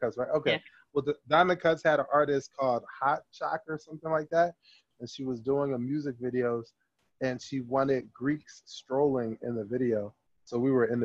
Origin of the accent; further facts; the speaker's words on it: Trenton, New Jersey, United States; I'm from Trenton